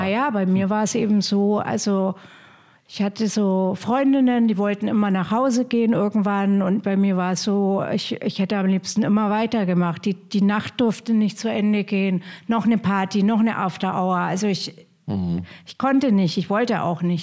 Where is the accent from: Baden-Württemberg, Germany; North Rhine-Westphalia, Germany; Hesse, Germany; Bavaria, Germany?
Bavaria, Germany; Hof; now in Potsdam, Germany; ich komme ja aus Hof